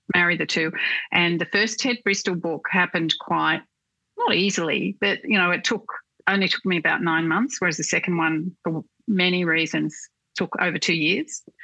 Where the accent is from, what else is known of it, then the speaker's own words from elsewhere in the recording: Newcastle, New South Wales, Australia; moved away as an adult; also born or lived in Sydney; I grew up in Newcastle